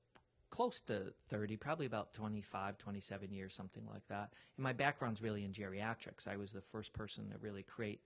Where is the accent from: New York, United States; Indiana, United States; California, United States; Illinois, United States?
Illinois, United States; Chicago; I'm from Chicago